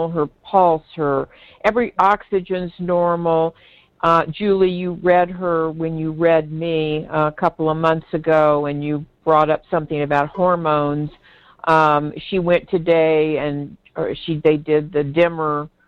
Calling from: Walnut Creek, California, United States; I'm from Wal. I'm live in Walnut Creek

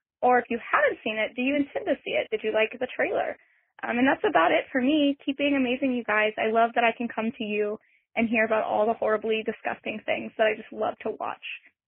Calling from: Austin, Texas, United States; I'm calling from Austin, Texas.

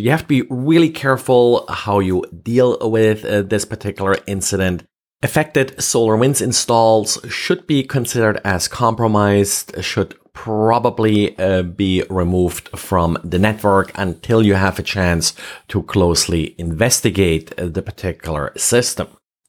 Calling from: Jacksonville, Florida, United States; and today I'm recording from Jacksonville, Florida.

